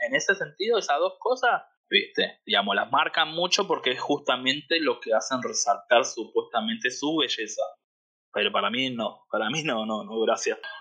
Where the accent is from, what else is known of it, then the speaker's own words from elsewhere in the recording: Argentina; moved away as an adult; now in Hollywood, Florida, United States; soy argentino, tengo 35 años